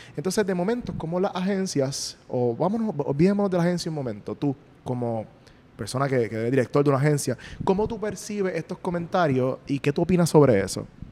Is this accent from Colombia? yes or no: no; Puerto Rico; yo soy puertorriqueño